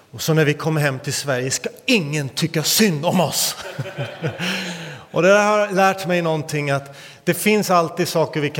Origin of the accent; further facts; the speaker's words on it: India; kallas också för Indiens armhåla, inte av en slump utan på grund av dess fukt och annat. Men eh, där växte jag upp.